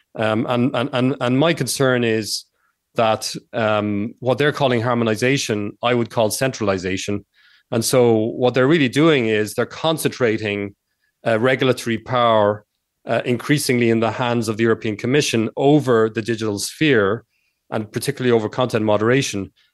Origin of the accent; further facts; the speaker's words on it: Ireland; moved away as an adult; also born or lived in United States / Spain; I, I grew up in Ireland, and I lived about twelve years in the United States.